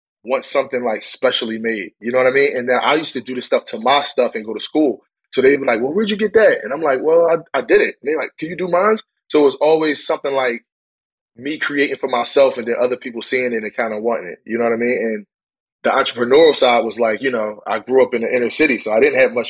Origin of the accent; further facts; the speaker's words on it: Philadelphia, Pennsylvania, United States; moved away; I'm from West Philadelphia